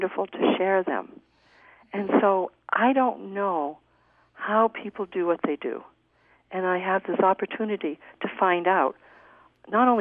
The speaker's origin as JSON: {"language": "English", "town": "Orono", "region": "Maine", "country": "United States", "tie": "born or raised there", "also_born_or_lived": "Boston, Massachusetts / Portland, Maine", "moved": "yes", "lives_now": "Utah, United States", "said": "I grew up possibly as a minority in Orono, Maine."}